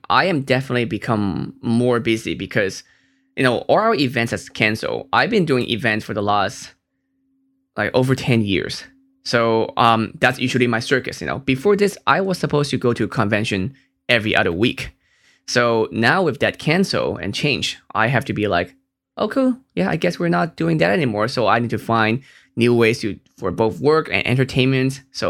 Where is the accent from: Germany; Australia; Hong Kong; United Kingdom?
Hong Kong; Like, I'm from Hong Kong. Our internet is amazing.